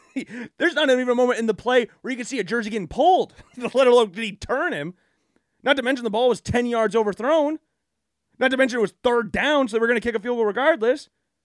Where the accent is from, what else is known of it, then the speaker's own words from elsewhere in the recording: Iowa, United States; Again, I'm from Iowa. I live in the Midwest.